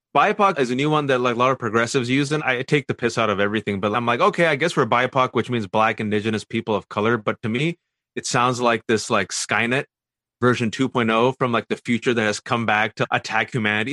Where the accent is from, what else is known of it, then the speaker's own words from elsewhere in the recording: Fremont, California, United States; I was born and raised in the Bay Area, California, Fremontestant to be exact